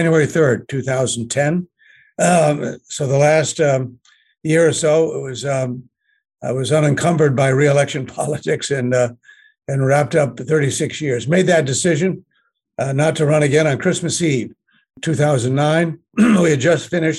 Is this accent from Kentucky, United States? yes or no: no; Connecticut, United States; also born or lived in Washington, D.C.; I grew up in Connecticut, obviously, and Washington, D.C., because my father was a member of Congress back in the 1950s and in the 60s